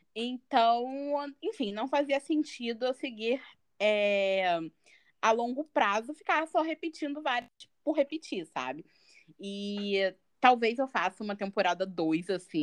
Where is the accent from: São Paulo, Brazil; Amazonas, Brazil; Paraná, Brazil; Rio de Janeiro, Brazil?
Rio de Janeiro, Brazil; Mesquita; Sou de Mesquita. Mesquita, amo sotaque. Na Baixada Fluminense.